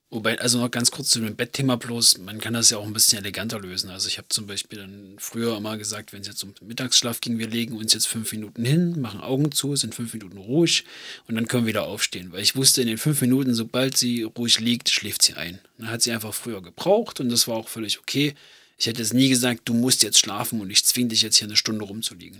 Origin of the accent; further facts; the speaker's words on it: Germany; bei uns in Deutschland